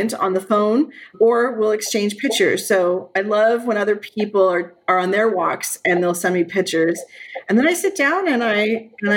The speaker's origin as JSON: {"language": "English", "town": "Brampton", "region": "Ontario", "country": "Canada", "tie": "born or raised there", "said": "I grew up in Brampton"}